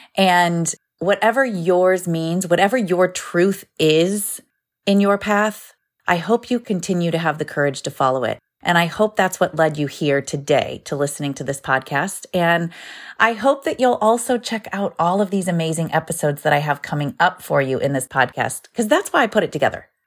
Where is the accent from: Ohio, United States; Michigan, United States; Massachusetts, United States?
Ohio, United States; I grew up in Ohio, in the United States